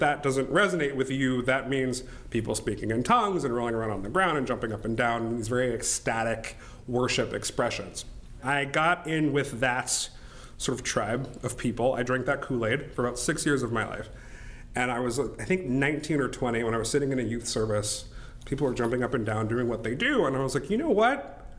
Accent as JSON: {"language": "English", "region": "Nebraska", "country": "United States", "tie": "born or raised there", "also_born_or_lived": "Florida / United Kingdom", "said": "I was born in Florida. We lived in the UK for several years. And then after the UK, we came to Nebraska, which is where both of my parents still live."}